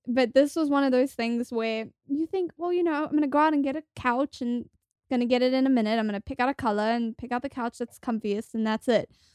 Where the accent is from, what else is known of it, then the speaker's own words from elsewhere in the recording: South Africa; moved away as an adult; also born or lived in New York; now in Los Angeles, United States; I'm originally from South Africa, and I moved to the States about eight years ago